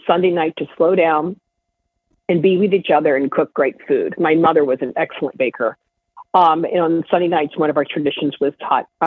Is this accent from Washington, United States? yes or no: no; Iowa, United States; I'm from Iowa